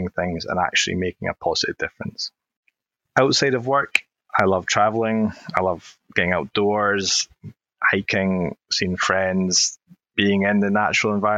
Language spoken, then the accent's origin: English; Oban, Scotland, United Kingdom; I did grow up, and I'm from Oban on the west coast of Scotland.